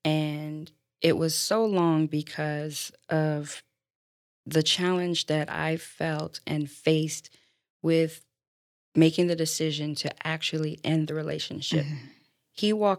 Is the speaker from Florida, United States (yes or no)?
yes; Florida, United States; also born or lived in Baltimore, Maryland, United States; I'm originally from Baltimore, Maryland, and moved to Florida. Yes, my parents moved to Florida running from the cold. They came when I was three, so I'm pretty much a native now. Grew up here with my three brothers